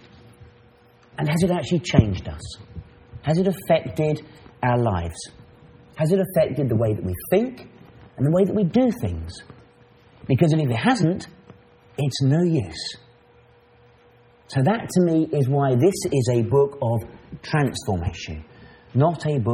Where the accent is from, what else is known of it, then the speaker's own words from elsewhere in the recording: Maidenhead, South East England, United Kingdom; I'm from England, from an ecclesia called the Maidenhead Ecclesia. Now, Maidenhead is a little town